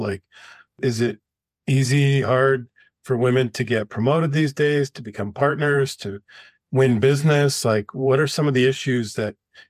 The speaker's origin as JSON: {"language": "English", "country": "Canada", "moved": "as an adult", "lives_now": "United States", "said": "I came from Canada and had a very, very limited network down here."}